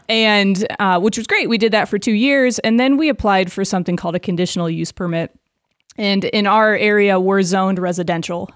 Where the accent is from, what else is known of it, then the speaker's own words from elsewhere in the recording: Des Moines, Iowa, United States; I grew up a v, suburb of Des Moines